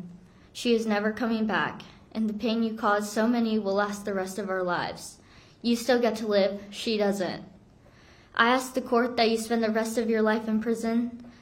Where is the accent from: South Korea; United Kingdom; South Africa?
South Korea; now in Florida, United States; I'm from Korea, we bonded over being over Asian sisters